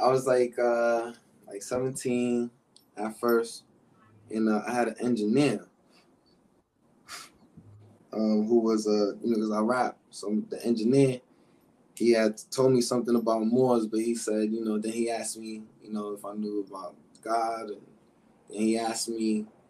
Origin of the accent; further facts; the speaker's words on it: New York City, New York, United States; I'm from Harlem in the South Bronx, New York